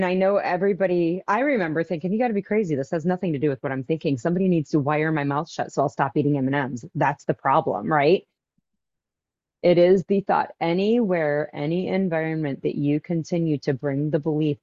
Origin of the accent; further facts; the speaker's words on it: Wichita, Kansas, United States; my hometown here in Kansas, we have a cardiologist's office. I live in the biggest town in Kansas